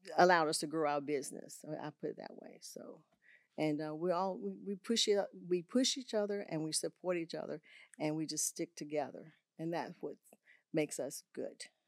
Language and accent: English; Augusta, Georgia, United States; moved away as an adult; also born or lived in Texas; I had two schools in Augusta, Georgia, where I'm from. I'm from Augusta, Georgia